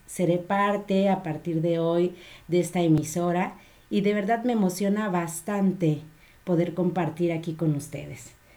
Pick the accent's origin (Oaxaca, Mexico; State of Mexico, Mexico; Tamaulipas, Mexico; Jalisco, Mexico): Jalisco, Mexico; Guadalajara; de aquí de mi tierra